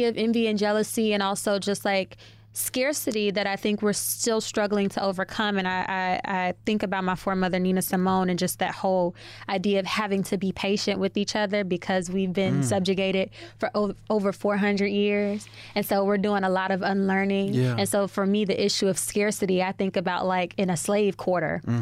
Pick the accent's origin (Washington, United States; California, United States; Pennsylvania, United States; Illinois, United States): Illinois, United States; Chicago; moved away as an adult; also born or lived in New Orleans; now in New York, United States; I'm from Chicago, born and raised. The other side of my family is New Orleans.